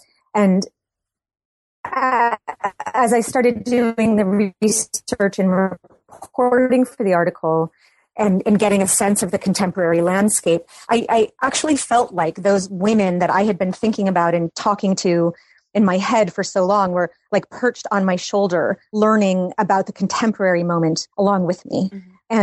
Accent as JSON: {"language": "English", "region": "Massachusetts", "country": "United States", "tie": "born or raised there", "lives_now": "Brooklyn, United States", "said": "I live in Brooklyn, New York. I grew up in Massachusetts"}